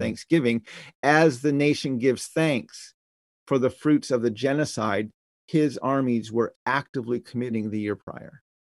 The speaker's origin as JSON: {"language": "English", "country": "United States", "said": "we, as Americans"}